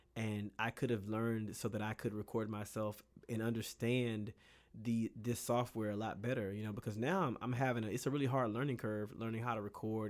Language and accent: English; Bay City, Texas, United States; moved away; I am from Bay City, Texas